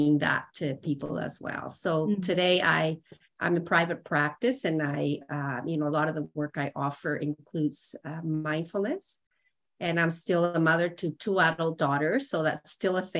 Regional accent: Mexico; moved away as an adult; now in Canada; I was born and raised in Mexico. And when I was 20, I moved to Canada

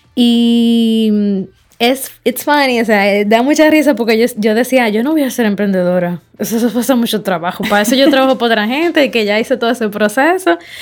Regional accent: Dominican Republic; yo soy una dominicana, eh, joven, empresaria

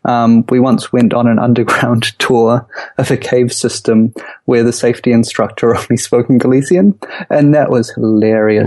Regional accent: Auckland, New Zealand; moved away as an adult; Auckland's home for us. It's where we grew up.

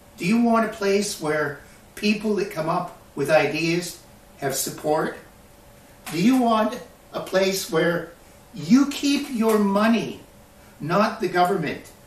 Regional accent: Canada

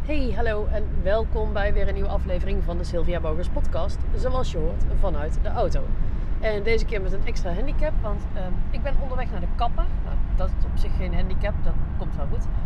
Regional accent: Netherlands

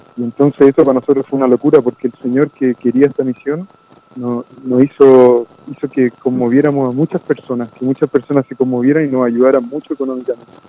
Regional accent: Chile; moved away as an adult; now in Argentina; Nosotros somos de Chile, los dos somos chilenos.

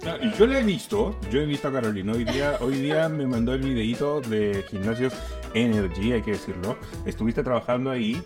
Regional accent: Lima, Peru; moved away as an adult; now in Santiago, Chile; yo soy peruano, yo viví en Lima 25 años de mi vida

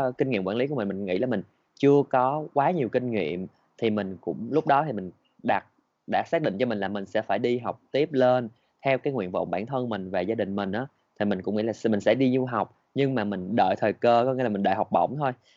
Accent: Vietnam; mình là người Việt Nam

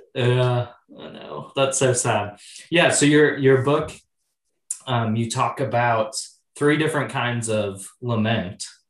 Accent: Oshkosh, Wisconsin, United States; I grew up in Oshkosh, Wisconsin.

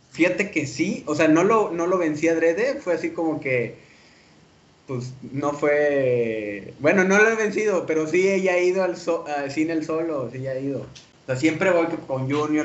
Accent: Mexico; como sociedad mexicana, le vivimos arropados con nuestros papás

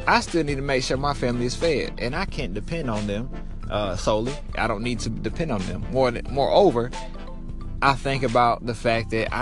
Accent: Eastern North Carolina, United States; now in Dallas, United States; I am from Eastern North Carolina, but I currently live in Dallas

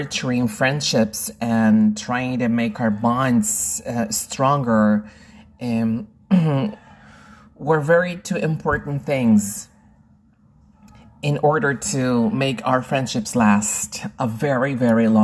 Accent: Lima, Peru; I am originally from Lima, Peru, in South America, and I teach people around the world.

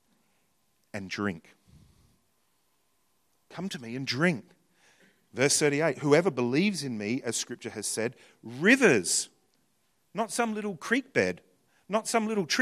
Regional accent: New Zealand; I'm from New Zealand

